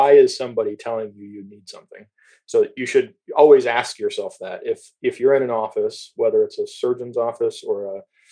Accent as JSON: {"language": "English", "town": "Toledo", "region": "Ohio", "country": "United States", "tie": "born or raised there", "said": "I grew up in Toledo"}